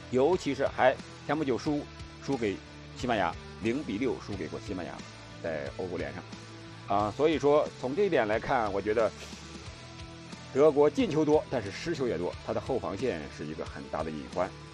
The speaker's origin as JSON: {"language": "Chinese", "country": "China", "said": "我们中国人"}